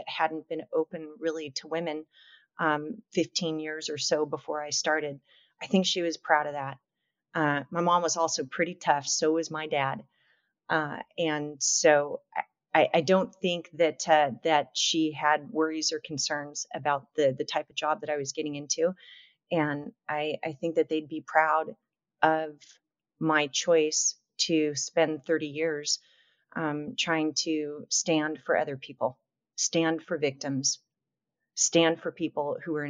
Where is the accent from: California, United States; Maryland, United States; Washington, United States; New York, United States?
California, United States; Long Beach; I grew up in Long Beach, California, which is a pretty large city in Los Angeles County.